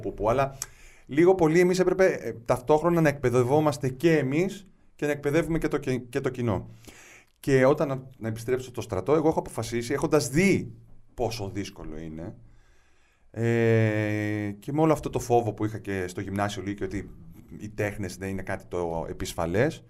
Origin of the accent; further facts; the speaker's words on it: Moschato, Attica, Greece; also born or lived in Piraeus; Ε, γεννήθηκα στον Πειραιά, μεγάλωσα στο Μοσχάτο.